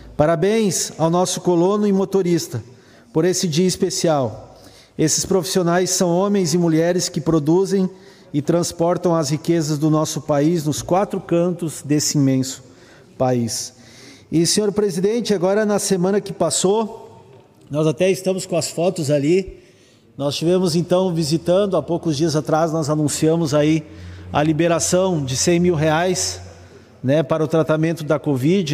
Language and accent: Portuguese; Santa Cruz do Sul, Rio Grande do Sul, Brazil; lá na comunidade Resfreição, que é a comunidade onde eu nasci e acompanho ao longo dos anos